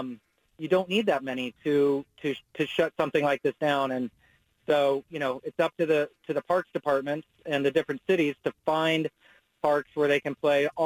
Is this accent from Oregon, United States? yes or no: yes; Gladstone, Oregon, United States; I grew up in Gladstone